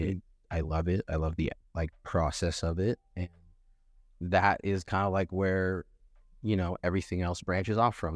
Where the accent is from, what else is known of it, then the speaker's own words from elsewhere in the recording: Los Angeles, California, United States; also born or lived in North Hollywood, California; I was born in Van Nuys, but I grew up in North Hollywood for, like, a little bit